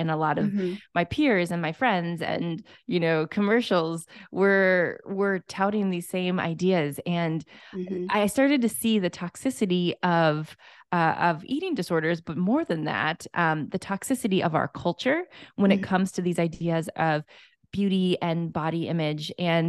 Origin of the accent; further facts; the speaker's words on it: Minnesota, United States; So we were just talking about how we're fellow Midwesterners. Mm-hmm. I am from Minnesota.